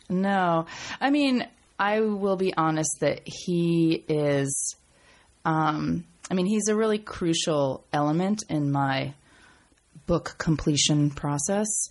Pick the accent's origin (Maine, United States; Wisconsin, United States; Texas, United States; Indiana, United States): Maine, United States; Portland; moved away; I came from Maine, right? I went to a public school in Maine